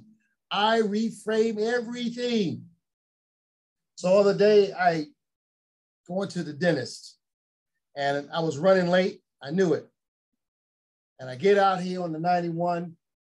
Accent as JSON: {"language": "English", "town": "Chicago", "region": "Illinois", "country": "United States", "tie": "born or raised there", "said": "I grew up in Chicago"}